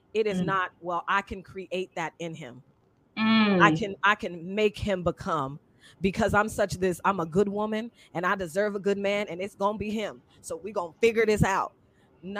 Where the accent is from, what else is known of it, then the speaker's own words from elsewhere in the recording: Seattle, Washington, United States; moved away as an adult; I was 18 from Seattle, Washington